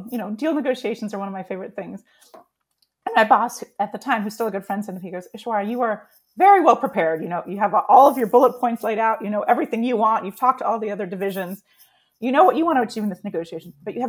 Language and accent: English; San Diego, California, United States; So I grew up in San Diego, so I grew up loving the Chargers